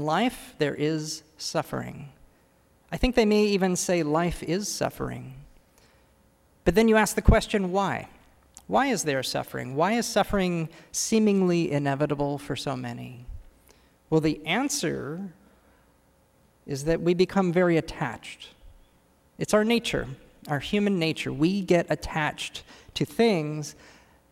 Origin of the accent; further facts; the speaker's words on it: California, United States; moved away as an adult; now in Washington, D.C., United States; as a Californian who's new here, just moved here